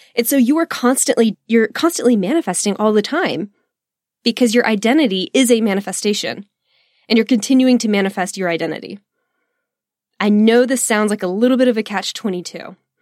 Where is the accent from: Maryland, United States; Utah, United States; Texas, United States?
Texas, United States; I am just a Texan